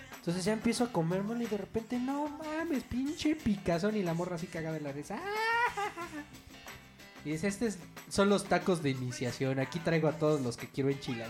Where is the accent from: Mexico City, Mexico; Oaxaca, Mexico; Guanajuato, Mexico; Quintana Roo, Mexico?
Mexico City, Mexico; De aquí, de la Ciudad de México